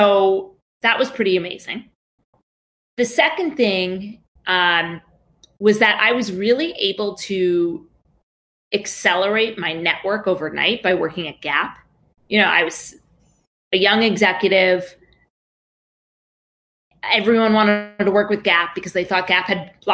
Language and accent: English; New York, United States; I grew up in New York